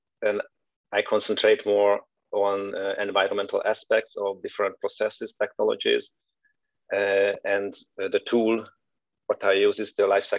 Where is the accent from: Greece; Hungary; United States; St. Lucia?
Hungary; moved away as an adult; also born or lived in Veszprém, Hungary / Karlsruhe, Germany; now in Aachen, Germany; I'm originally from Hungary. I left the country in 2011, switched to Germany